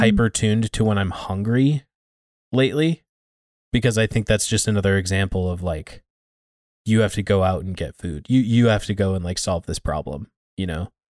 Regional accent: United States; us being American

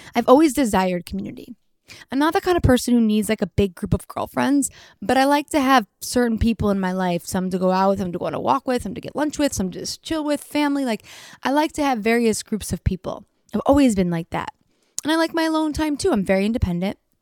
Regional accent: Detroit, Michigan, United States; now in Los Angeles, United States; from Detroit

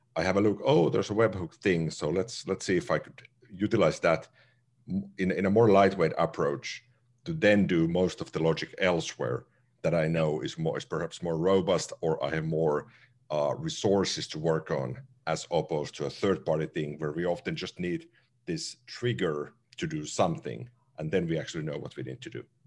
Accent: Finland; first language Finnish; English is a second language; Finnish, my native language

